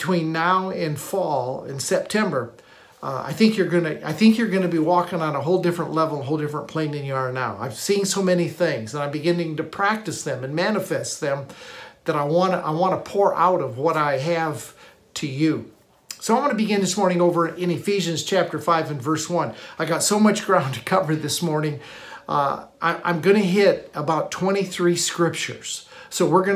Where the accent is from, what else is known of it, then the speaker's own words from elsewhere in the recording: Michigan, United States; I grew up in Michigan